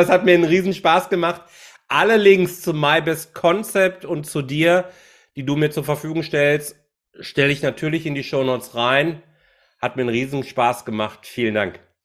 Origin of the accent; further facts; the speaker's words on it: Bochum, North Rhine-Westphalia, Germany; now in Haltern, Germany; mittlerweile wohne ich in Haltern, aber ich bin gebürtiger Bochumer